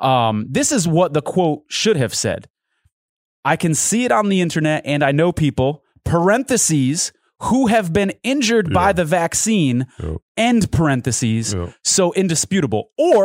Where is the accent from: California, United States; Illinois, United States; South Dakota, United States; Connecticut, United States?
Connecticut, United States; So I grew up in Connecticut, big Boston Red Sox fan.